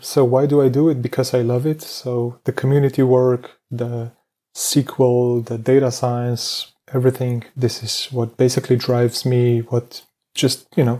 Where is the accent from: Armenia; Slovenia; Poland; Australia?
Slovenia; I'm coming from Slovenia.